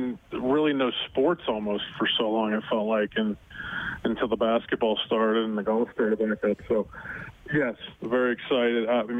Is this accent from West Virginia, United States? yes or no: no; Butler, Pennsylvania, United States; It's a great place to grow up. High school football was a big deal in Western Pennsylvania.